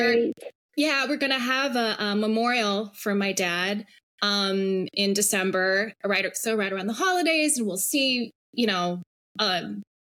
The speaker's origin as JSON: {"language": "English", "region": "Hawaii", "country": "United States", "tie": "born or raised there", "said": "I grew up in Hawaii on this little island in the middle"}